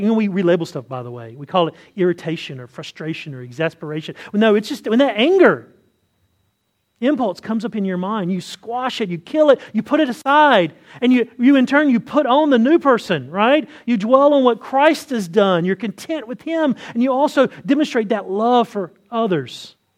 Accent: the South, United States; I say this as a Southerner

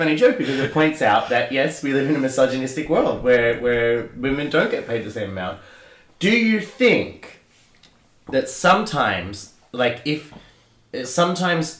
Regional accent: Australia; I'm Australian

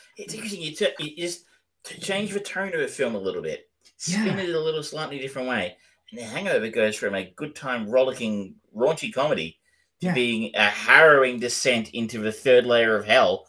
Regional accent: Australia; I'm an Australian

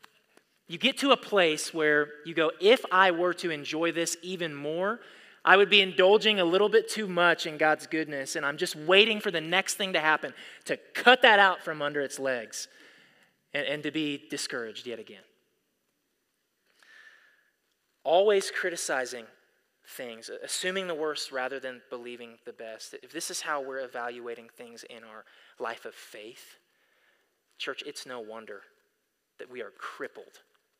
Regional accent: United States; we as American Christians

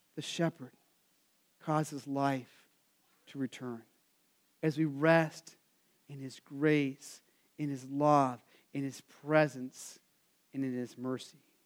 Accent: Arizona, United States; I grew up in Arizona

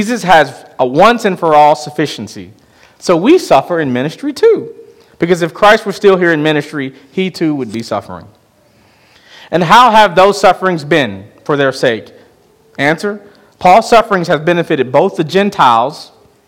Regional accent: Chicago, Illinois, United States; moved away; my hometown of Chicago

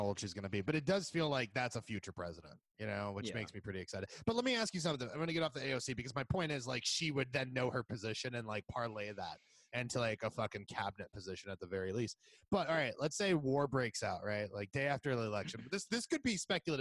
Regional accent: Puerto Rico; now in Los Angeles, United States; I'm from Puerto Rico

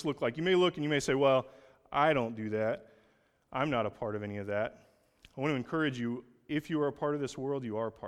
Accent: Oklahoma, United States; I'm from Oklahoma.

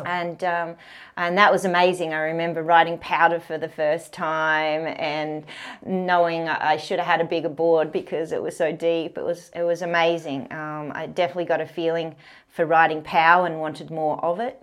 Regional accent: Canberra, Australian Capital Territory, Australia; born or raised there

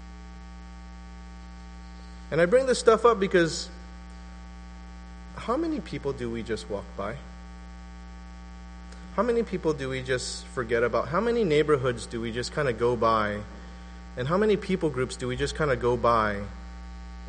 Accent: West Covina, California, United States; moved away; also born or lived in La Puente; where I grew up, it was a nice little suburb called West Covina

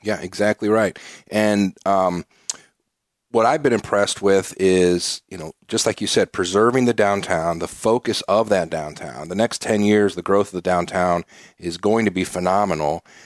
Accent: Ohio, United States; now in Peoria, United States; I'm a Midwesterner, originally from Ohio

